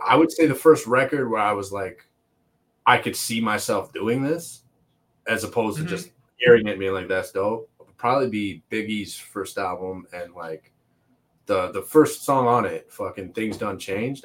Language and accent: English; Toronto, Ontario, Canada; also born or lived in Montreal; now in Oshawa, Canada; I lived in Toronto most of my childhood, and then I moved to Oshawa, which is like Durham region, just hour outside of Toronto, and I've been living there for most mm-hmm. of my mm-hmm. teenage and adult life